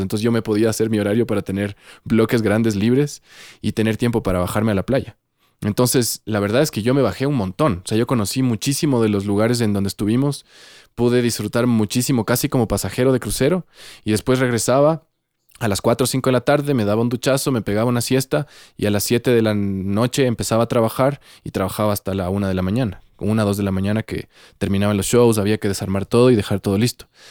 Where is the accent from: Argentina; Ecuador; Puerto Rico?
Ecuador; moved away as an adult; also born or lived in Santiago, Chile; yo me fui del Ecuador